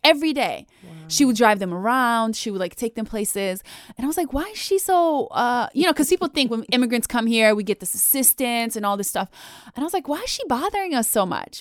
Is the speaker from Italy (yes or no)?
no; Bosnia & Herzegovina; I was born and raised in Bosnia